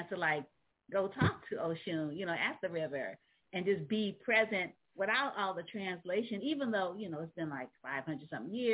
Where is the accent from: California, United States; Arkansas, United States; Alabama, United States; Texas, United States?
California, United States; San Francisco; also born or lived in New Orleans; I'm also a Southerner. I was uh, I was born in New Orleans. Ah. Uh, so um, even though I was raised in San Francisco, I still claim uh, New Orleans as my birthplace.